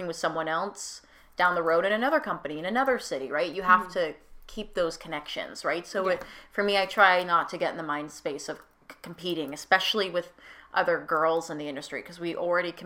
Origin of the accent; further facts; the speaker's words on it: Lower Mainland, British Columbia, Canada; also born or lived in Kelowna; now in Vancouver, Canada; I'm from the Lower Mainland too